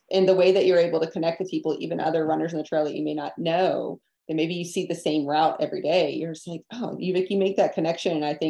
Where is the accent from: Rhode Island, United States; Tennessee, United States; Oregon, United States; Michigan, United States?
Tennessee, United States; Yeah, I came from East Tennessee and I obviously ran a lot there.